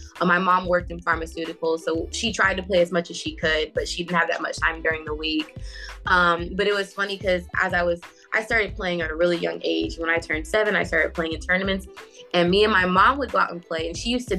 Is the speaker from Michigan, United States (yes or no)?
yes; Southfield, Michigan, United States; now in Duluth, Georgia, United States; I was born in Southfield, Michigan